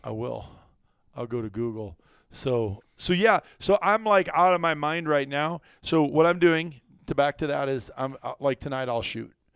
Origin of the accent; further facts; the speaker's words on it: Iowa, United States; moved away as an adult; also born or lived in Wisconsin; growing up in Iowa